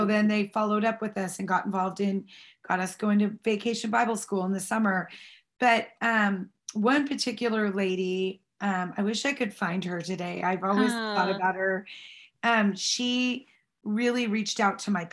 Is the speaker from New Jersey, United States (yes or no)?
no; Snohomish, Washington, United States; I was raised in Snohomish, Washington